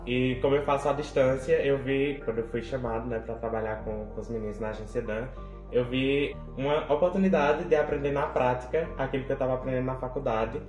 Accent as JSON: {"language": "Portuguese", "town": "Serra Talhada", "region": "Pernambuco", "country": "Brazil", "tie": "born or raised there", "said": "Nasci e me criei aqui em Serra."}